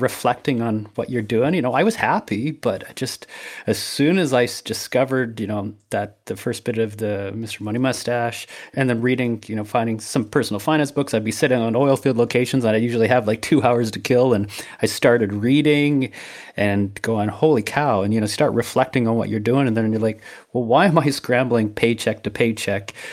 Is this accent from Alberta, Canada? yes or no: yes; Brooks, Alberta, Canada; moved away as an adult; also born or lived in Medicine Hat / Saskatchewan; where I grew up in Brooks